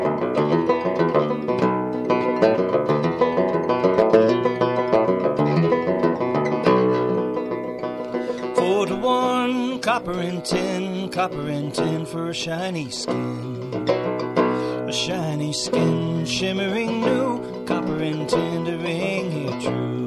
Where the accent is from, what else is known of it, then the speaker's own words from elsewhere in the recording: San Francisco Bay Area, California, United States; I grew up in the San Francisco Bay Area